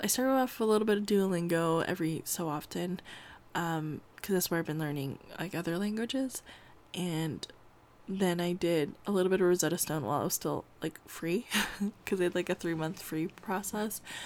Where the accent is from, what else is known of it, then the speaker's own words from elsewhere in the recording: California, United States; I grew up in California